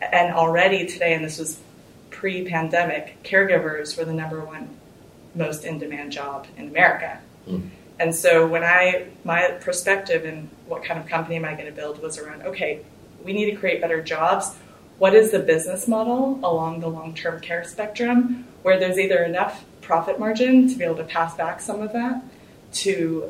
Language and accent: English; Houston, Texas, United States; I'm from Houston, which is where we are today